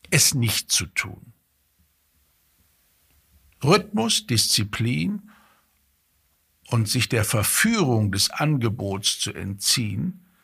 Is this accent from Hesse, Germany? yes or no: yes; Fulda, Hesse, Germany; egal ob ich arbeite oder in meine, meine Heimatstadt komme, Fulda in Hessen